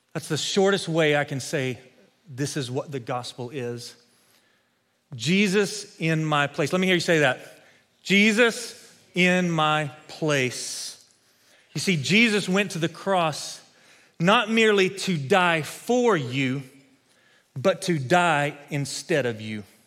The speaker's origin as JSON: {"language": "English", "region": "West Texas", "country": "United States", "tie": "born or raised there", "said": "Growing up in West Texas, I spent a lot of time as a kid playing football"}